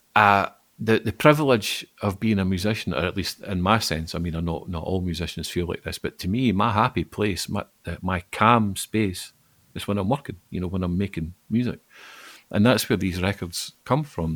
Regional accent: Falkirk, Scotland, United Kingdom; moved away as an adult; now in Glasgow, United Kingdom; I'm not from Glasgow. I, I, was born and grew up in Falkirk, but I moved here uh, about the same time we were talking about earlier, about 1999.

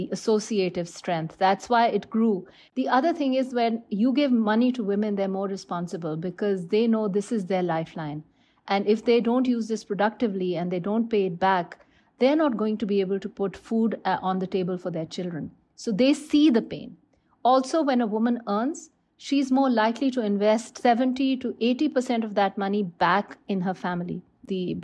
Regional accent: Lahore, Punjab, Pakistan; I am from Lahore

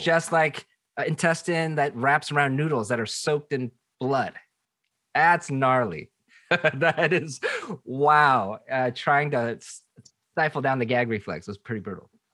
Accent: Seattle, Washington, United States; moved away as an adult; also born or lived in Boston; now in Southern California, United States; I grew up in Seattle, and uh, from the second grade till the twelfth grade, went to predominantly black schools.

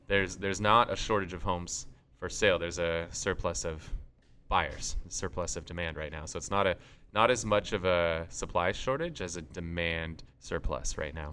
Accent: San Diego, California, United States; we're from San Diego, we have the Padres here

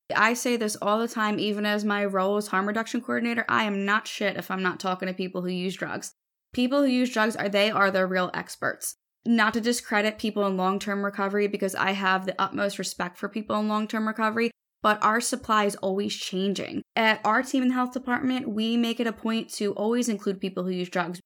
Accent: Philadelphia, Pennsylvania, United States; I was also born and raised in South Philly, where I still live

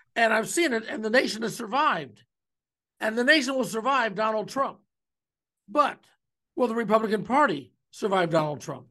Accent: Cleveland, Ohio, United States; now in Omaha, United States; growing up in Cleveland

